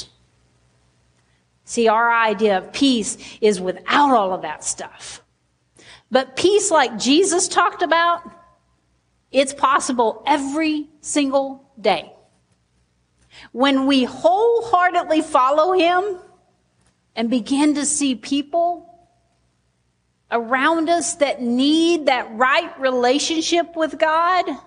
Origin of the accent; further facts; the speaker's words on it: Sheridan, United States; I'm from Sheridan